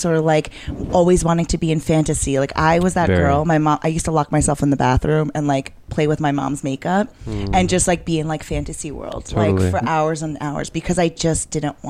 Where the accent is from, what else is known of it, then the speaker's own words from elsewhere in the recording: New York City, New York, United States; I'm a born and raised New Yorker from Queens